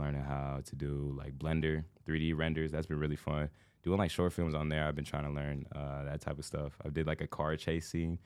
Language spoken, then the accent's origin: English; Indiana, United States; moved away as an adult; now in Los Angeles, United States; I grew up the first, like, thirteen years of my life was, like, a small town